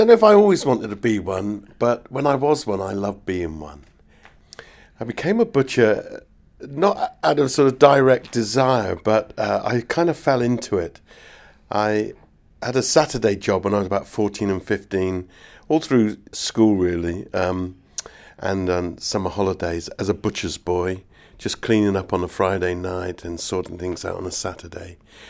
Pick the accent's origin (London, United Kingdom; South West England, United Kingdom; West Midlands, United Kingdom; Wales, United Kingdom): South West England, United Kingdom; Nailsea; I come from the West Country, and this is in North Somerset, a town called Nailsey.